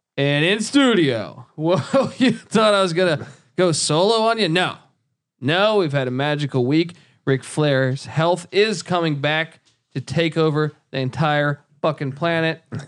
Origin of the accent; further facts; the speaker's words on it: East Coast, United States; moved away; I grew up on the East Coast.